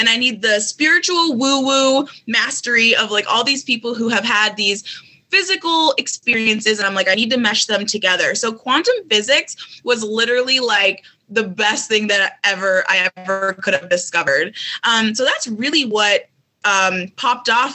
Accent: Minneapolis, Minnesota, United States; moved away; also born or lived in Colorado; even though I'm from Minneapolis, I moved to Colorado

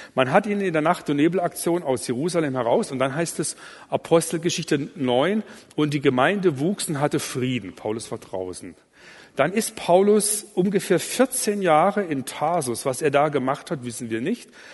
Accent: Allgäu, Bavaria, Germany; ich komme aus dem Allgäu

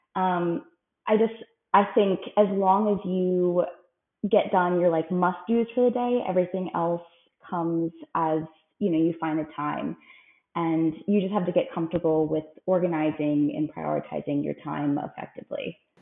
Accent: Frederick, Maryland, United States; now in Phoenix, United States; I'm from Frederick, Maryland. I have lived in the Phoenix, Arizona area for the last few years

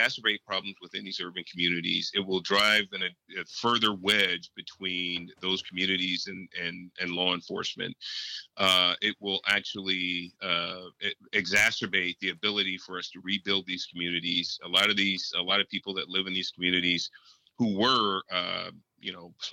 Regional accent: San Francisco, California, United States; I was born in Hunters Point in San Francisco in project housing. I was born into abject poverty

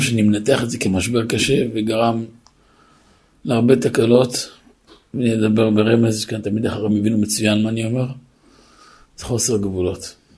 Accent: Netivot, Southern District, Israel; גדלתי בנתיבות

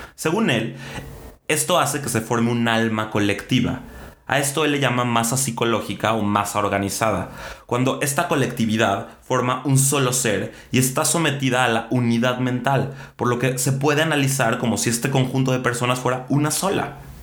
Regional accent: Mexico; nos merecemos como mexicanos

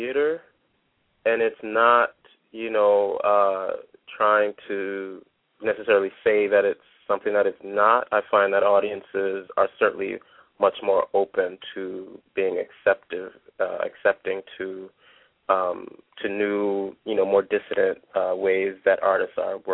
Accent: Detroit, Michigan, United States; I am a Detroiter. I'm from the Motor City. You know, I grew up very close to 8 Mile

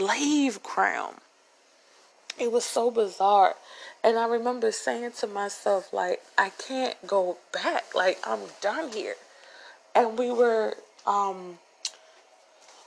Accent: Upper Marlboro, Maryland, United States; moved away; I'm not from the hood, okay? I'm from Upper Marlboro, Maryland. I'm from Darcy Road

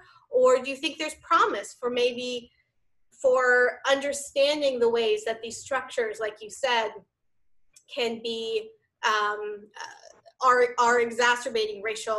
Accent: Canada; Canadian, regardless of my racial or ethnic or cultural affiliations. I just want to be understood as Canadian first.

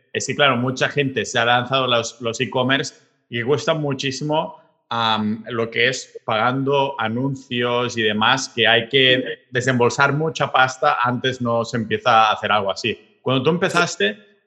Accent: Catalonia, Spain; yo que soy catalán

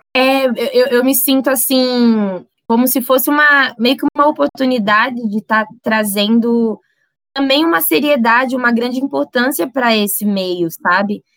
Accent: São Paulo, Brazil; na quebrada de onde eu venho, né, cidade de Tiradentes

